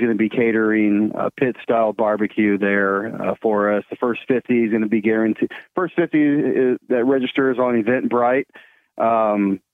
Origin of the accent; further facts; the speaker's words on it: Mansfield, Texas, United States; Here in Mansfield, Texas, here in my hometown